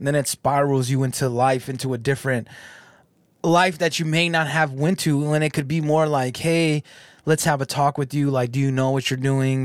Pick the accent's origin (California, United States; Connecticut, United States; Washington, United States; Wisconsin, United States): California, United States; now in Michigan, United States; I'm from California, but I'm out here in Michigan